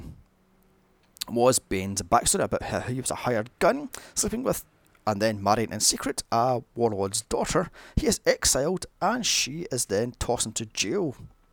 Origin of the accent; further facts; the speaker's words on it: Glasgow, Scotland, United Kingdom; Glasgow, my hometown. In fact, most of these are around the corner from where I live.